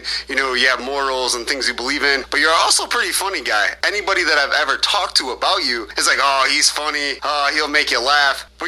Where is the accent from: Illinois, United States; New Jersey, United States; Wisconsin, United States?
Illinois, United States; Mendota; coming back to Mendota after going to college